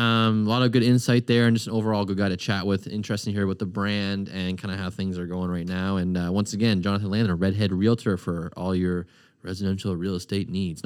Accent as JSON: {"language": "English", "region": "Nova Scotia", "country": "Canada", "accent": "Nova Scotia"}